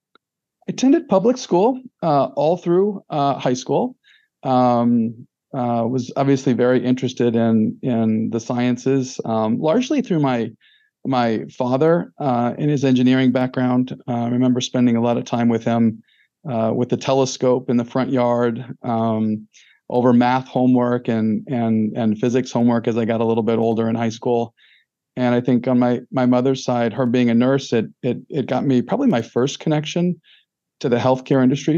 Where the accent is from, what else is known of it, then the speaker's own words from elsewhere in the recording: Fairview Heights, Illinois, United States; I'm from a little town in southern Illinois, uh, Luke called Fairview Heights, Illinois, uh, which is about 12 miles east of St. Louis, Missouri. So I consider myself uh, a little bit of a St. Louisan by by upbringing